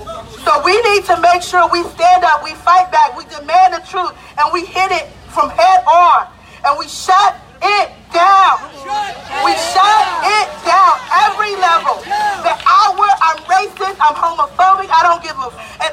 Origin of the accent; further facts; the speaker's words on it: Greensboro, North Carolina, United States; I'm from Greensboro, North Carolina. My mom is from Montgomery, Alabama.